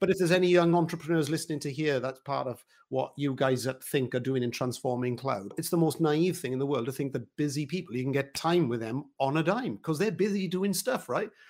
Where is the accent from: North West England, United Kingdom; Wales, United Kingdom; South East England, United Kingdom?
Wales, United Kingdom; I'm a Welshman, so singing and all of that is a big part of, of our life